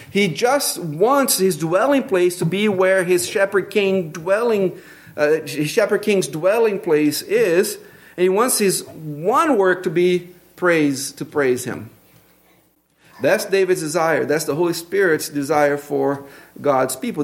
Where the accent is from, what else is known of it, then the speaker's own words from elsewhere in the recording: Brazil; accent: Brazilian; English is a second language; moved away; my Brazilian accent